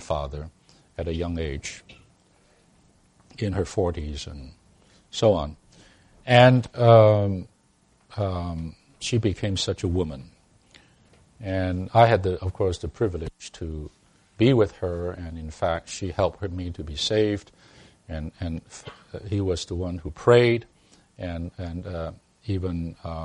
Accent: Hong Kong; moved away; I came from Hong Kong

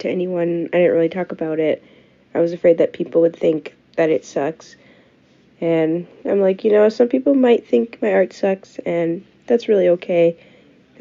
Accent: Lakeville, Minnesota, United States; I grew up in Lakeville, which is a suburb about 30 minutes south of Minneapolis

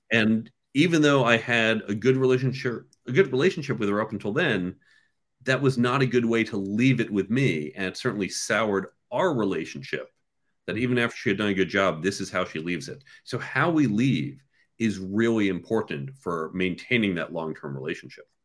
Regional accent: suburbs of New York, United States; also born or lived in Chicago / Cambridge; I was born in New York and I grew up in the suburbs of New York

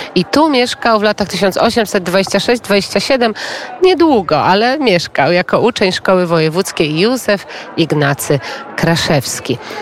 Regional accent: Biała Podlaska, Lublin Voivodeship, Poland; sama pochodzę z Białej Podlaskiej, jestem ze wschodu

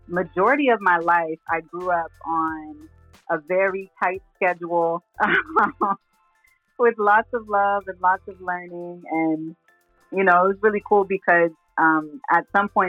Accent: Texas, United States; also born or lived in Brooklyn, New York; Raised in Texas

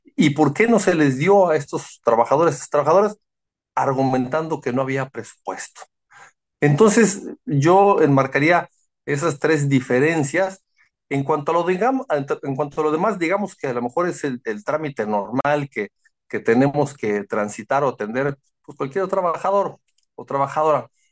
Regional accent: Cuernavaca, Morelos, Mexico; yo soy de, de Cuernavaca, somos de Acapancingo

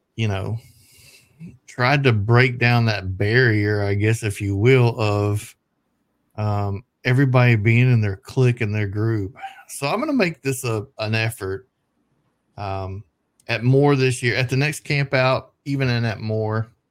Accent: the South, United States; I'm from the South

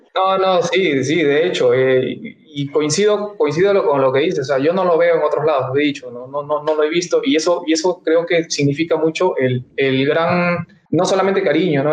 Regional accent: northern Peru, Peru; also born or lived in Lima; yo soy limeño de nacimiento, pero me, he criado en el norte

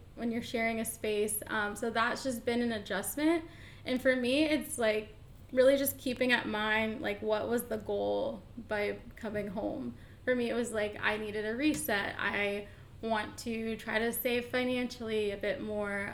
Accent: Atlanta, Georgia, United States; moved away as an adult; also born or lived in Boston / Austin, Texas; I am from Atlanta, born and raised

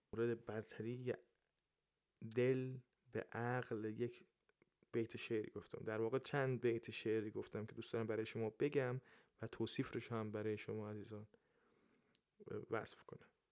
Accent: Iran; من ایرانیم

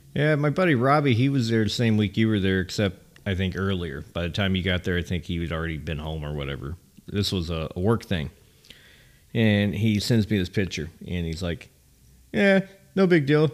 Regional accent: California, United States; moved away; also born or lived in Nashville, Tennessee; as a kid living in California

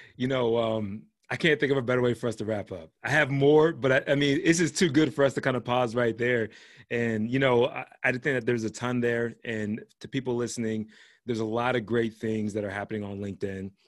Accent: Pittsburgh, Pennsylvania, United States; I was born and raised in Pittsburgh, but my whole family's from Georgia

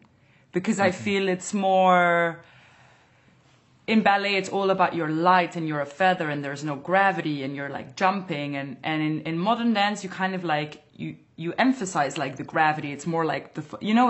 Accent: Antwerp, Flanders, Belgium; English is a second language; This is in Antwerp, in my hometown, on a festival.

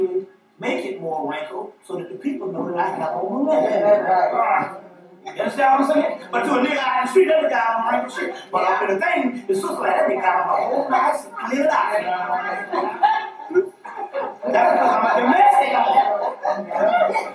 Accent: Atlanta, Georgia, United States; also born or lived in South Carolina; I'm from Atlanta, Georgia

